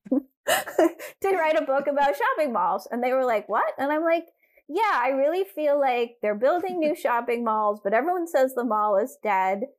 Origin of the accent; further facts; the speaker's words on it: Durham, North Carolina, United States; I grew up in Durham, North Carolina